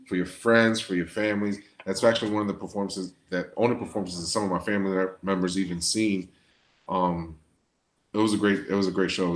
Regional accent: Hartford, Connecticut, United States; we're from Hartford, born and raised from Hartford

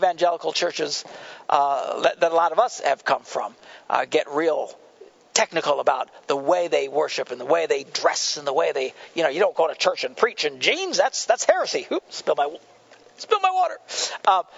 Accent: Neillsville, Wisconsin, United States; I came from Neillsville, Wisconsin, town of 2,800 people. Everybody knew everybody

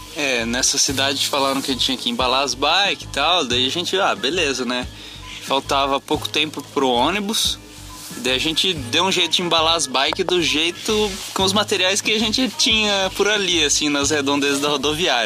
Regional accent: Brazil; Eu sou brasileiro

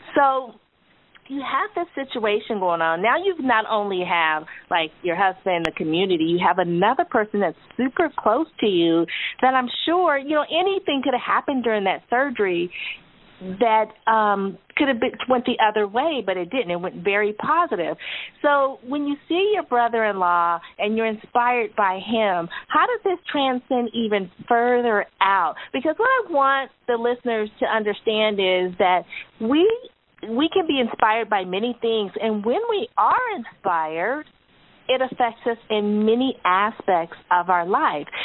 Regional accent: California, United States; we're from California, so we don't have hurricanes.

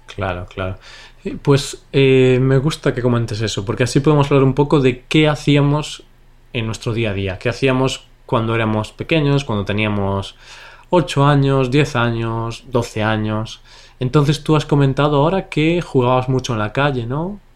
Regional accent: Vigo, Galicia, Spain; yo me crié en una ciudad que se llama Vigo y es la ciudad más grande de Galicia

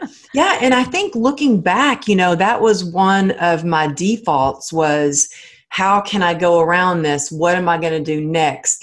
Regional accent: Texas, United States; moved away; my family in Texas, they're old school I mean, I come from the Bible Belt

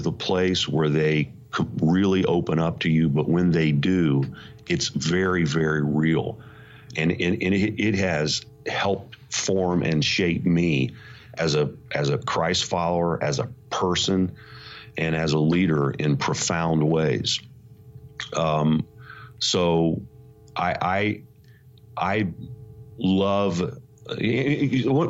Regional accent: Indiana, United States; moved away as an adult; also born or lived in suburb of New York City; now in New York City suburb, United States; I'm from Indiana, so I am an unlikely guy to be leading a successful congregation in a suburb of New York City

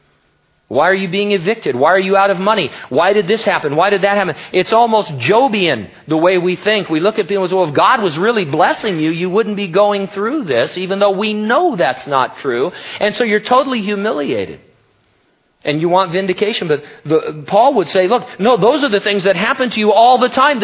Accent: United States; as an American

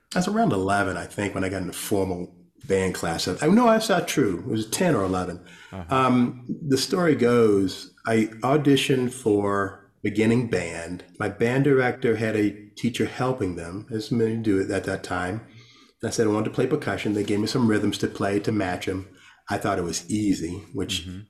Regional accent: Rustburg, Virginia, United States; I grew up in Rustburg, Virginia.

